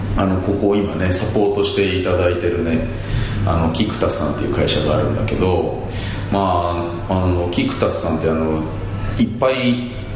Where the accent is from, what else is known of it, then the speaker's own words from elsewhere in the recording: Nasu, Tochigi, Japan; 出身は栃木です栃木